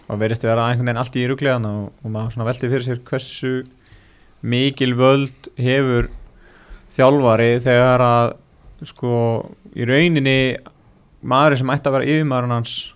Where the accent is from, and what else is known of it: Iceland